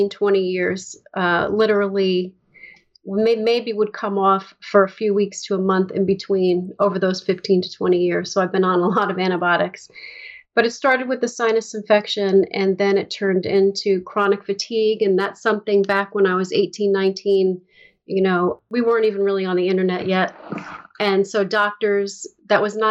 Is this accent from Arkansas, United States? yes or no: no; upstate New York, United States; also born or lived in Bronx, New York / Manhattan, New York; we moved into a house that was about an hour upstate